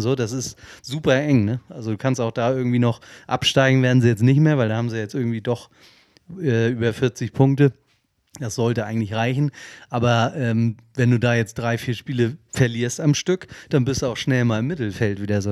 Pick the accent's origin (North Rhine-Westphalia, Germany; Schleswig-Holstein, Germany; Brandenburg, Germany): Schleswig-Holstein, Germany; Kiel; als Kieler